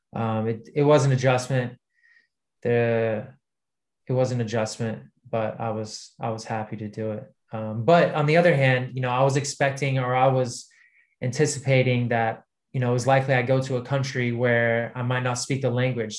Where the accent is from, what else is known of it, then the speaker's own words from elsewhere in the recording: United States; now in United Kingdom; I was American